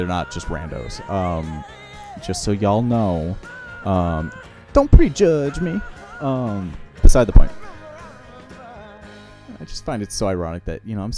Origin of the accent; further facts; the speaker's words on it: Edina, Minnesota, United States; also born or lived in Florida; now in Minneapolis, United States; I grew up in Edina